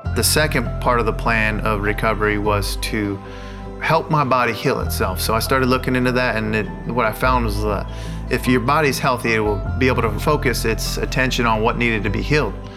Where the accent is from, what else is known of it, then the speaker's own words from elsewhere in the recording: La Mirada, California, United States; I'm from La Mirada, California. I grew up there 18 years of my life until went to college